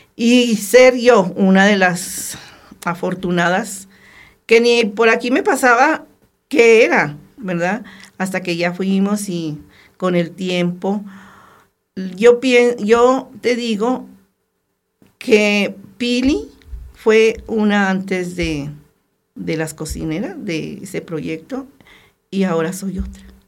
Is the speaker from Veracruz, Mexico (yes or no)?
no; Torreón, Coahuila, Mexico; moved away as an adult; now in Arteaga, Mexico; Entonces, es de Torreón